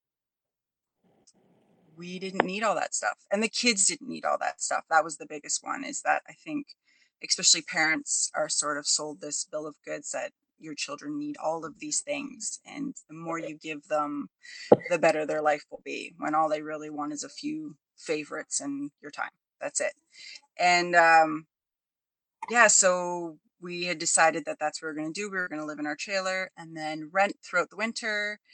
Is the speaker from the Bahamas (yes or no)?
no; Ontario, Canada; I'm the foreigner. I'm from Ontario, Canada